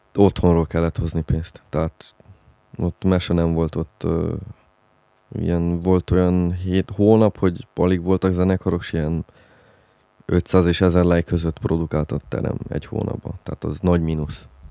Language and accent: Hungarian; Transylvania, Romania; Nálunk Erdélybe